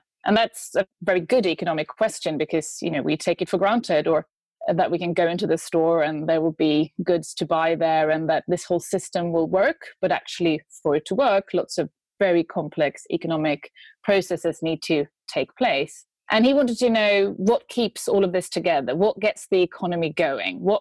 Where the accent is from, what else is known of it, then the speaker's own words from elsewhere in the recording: Sweden; now in United Kingdom; I'm from Sweden. I'm an expert in feminist economics. I live in the UK